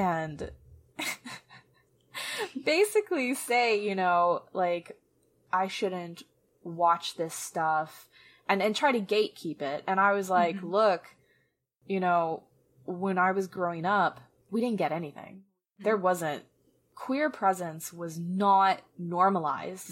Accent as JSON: {"language": "English", "area": "Atlanta", "region": "Georgia", "country": "United States", "tie": "born or raised there", "said": "I was from Atlanta, but then I got moved to a very conservative place by the time I was 11"}